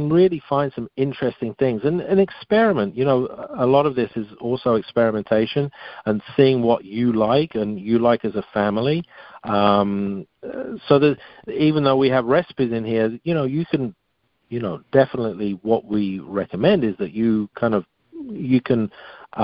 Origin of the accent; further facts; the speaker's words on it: England, United Kingdom; moved away; also born or lived in France; growing up in England, I certainly wasn't exposed to much diversity in my younger years. And then, then I went off to France